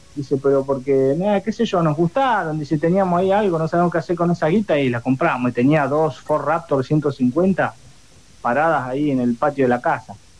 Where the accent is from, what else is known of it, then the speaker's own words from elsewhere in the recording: Cinco Saltos, Río Negro, Argentina; yo soy de Cinco Saltos, provincia de Río Negro